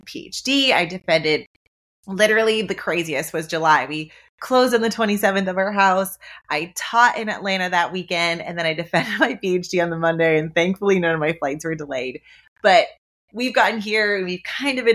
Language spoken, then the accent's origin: English; Ontario, Canada; moved away; I'm a Canadian. My husband and I, Nick, who was on the podcast a couple of weeks ago, we are from Ontario